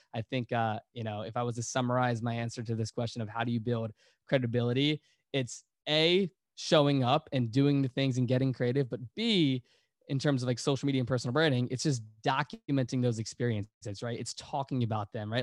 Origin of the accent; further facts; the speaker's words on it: Virginia, United States; we're all from Virginia